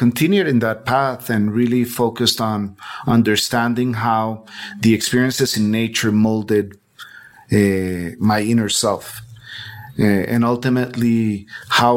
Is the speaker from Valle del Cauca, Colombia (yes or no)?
no; Bogotá, Colombia; I was born in Bogota, in Colombia. And Colombia, for me, has always represented a really nature-rich space. You know, we are one of the richest in biodiversity in the world